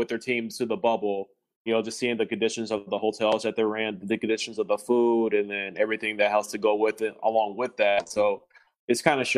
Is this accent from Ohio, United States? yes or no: no; Los Angeles, California, United States; now in Las Vegas, United States; I was born and raised